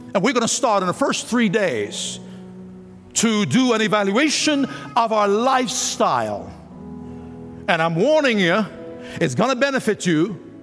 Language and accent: English; Jamaica; moved away; when I was a boy growing up in Jamaica